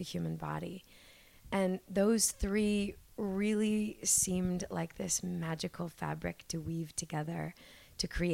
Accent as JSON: {"language": "English", "town": "Toronto", "region": "Ontario", "country": "Canada", "tie": "born or raised there", "said": "I am a Toronto born and raised girl"}